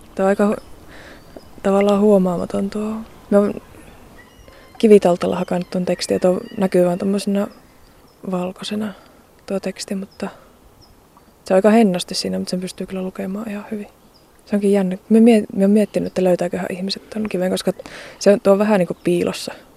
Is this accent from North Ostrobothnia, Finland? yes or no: no; Joensuu, North Karelia, Finland; kasvoin Joensuussa